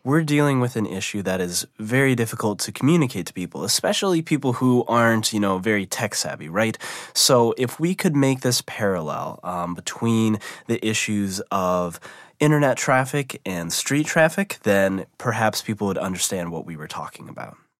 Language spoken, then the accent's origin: English; Midwest, United States; I was born and raised in the Midwest